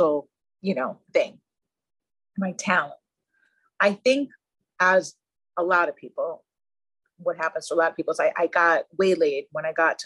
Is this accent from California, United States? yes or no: no; Long Island, New York, United States; now in New York City, United States; I'm from Long Island.